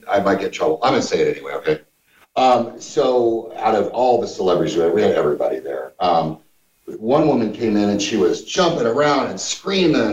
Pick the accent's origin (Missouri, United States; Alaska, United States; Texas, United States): Missouri, United States; moved away; I'm just this hillbilly from Missouri